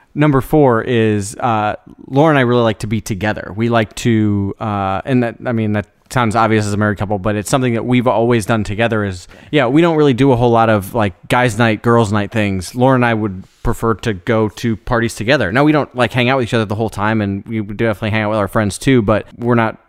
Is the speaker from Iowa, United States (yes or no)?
yes; Iowa, United States; moved away as an adult; now in Memphis, United States; A lot of people I grew up with in Iowa